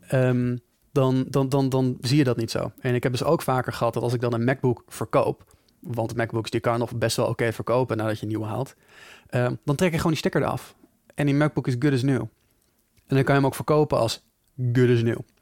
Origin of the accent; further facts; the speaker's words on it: Netherlands; wij Nederlanders